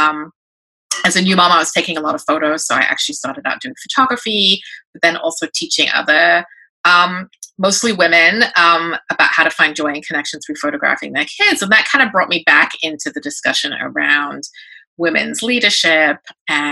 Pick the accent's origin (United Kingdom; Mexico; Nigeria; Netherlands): United Kingdom; England; moved away as an adult; now in New York, United States; I'm a British-born Chinese-American, so I was an immigrant daughter of immigrant parents, grew up in England, came to New York when I right after high school